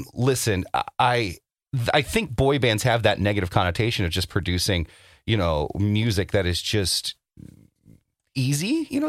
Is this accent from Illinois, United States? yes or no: no; Orlando, Florida, United States; growing up in Orlando, Florida